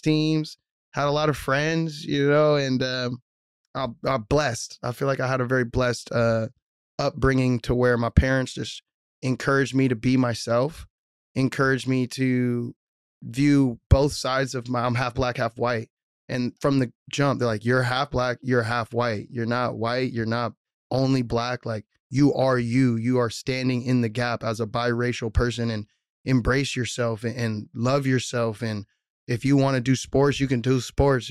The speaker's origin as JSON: {"language": "English", "town": "Mill Creek", "region": "Washington", "country": "United States", "tie": "born or raised there", "said": "growing up in Mill Creek was cool"}